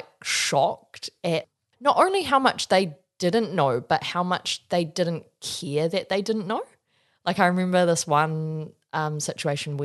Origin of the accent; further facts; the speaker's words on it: Wellington, New Zealand; my background is I grew up in Wellington